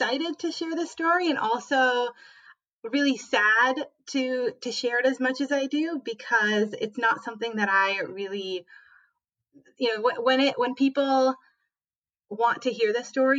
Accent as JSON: {"language": "English", "region": "Minnesota", "country": "United States", "tie": "born or raised there", "also_born_or_lived": "San Francisco", "moved": "yes", "said": "I grew up in Minnesota. I am the child of immigrants from Belarus"}